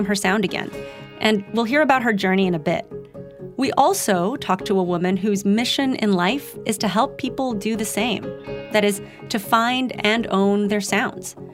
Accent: Philippines; now in United States; I didn't grow up here. I grew up in the Philippines, and, you know, I've been speaking both English and Tagalog for basically my whole life

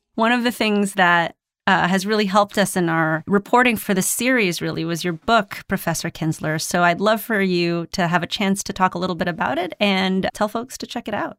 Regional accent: Philippines; moved away; growing up in the Philippines

